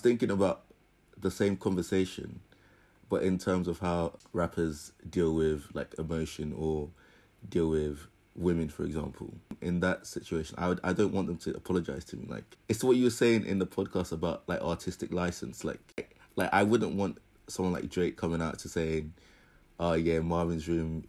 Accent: United Kingdom; we're British

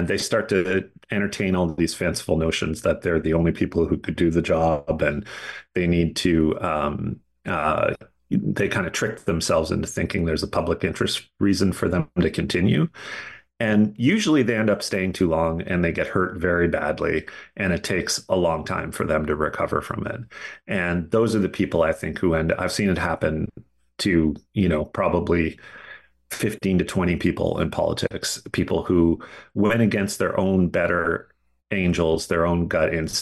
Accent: Glace Bay, Nova Scotia, Canada; Glace Bay, Nova Scotia, in my hometown

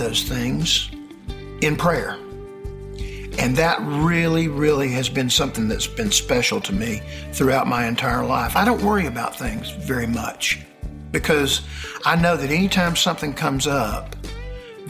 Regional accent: Marietta, Georgia, United States; I was born and raised in Marietta, Georgia, where I still live

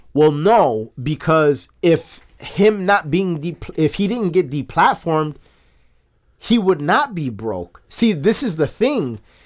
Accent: United States; as an American

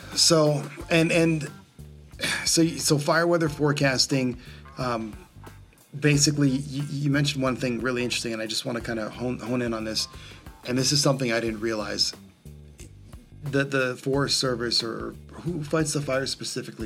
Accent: Southern California, United States; growing up in Southern California

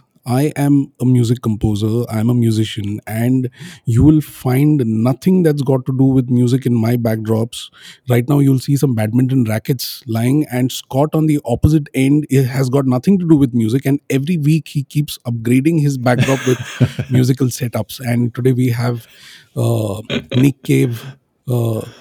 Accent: Pune, Maharashtra, India; now in Bangalore, India; I'm in my hometown in a place called Pune

